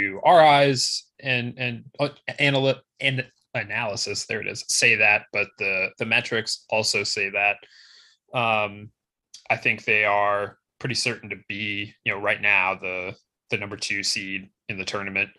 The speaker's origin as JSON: {"language": "English", "town": "Cleveland", "region": "Ohio", "country": "United States", "tie": "born or raised there", "said": "where I grew up in Cleveland"}